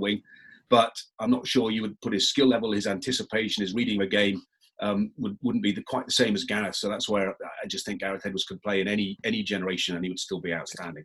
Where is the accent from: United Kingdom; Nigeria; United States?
United Kingdom; England; I'm very English